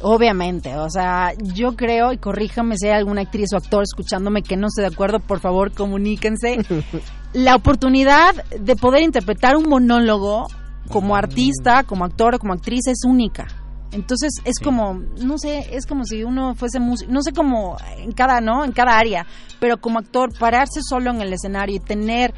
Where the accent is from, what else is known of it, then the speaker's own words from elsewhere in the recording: Venezuela; moved away as an adult; now in Mexico City, Mexico; Yo soy venezolana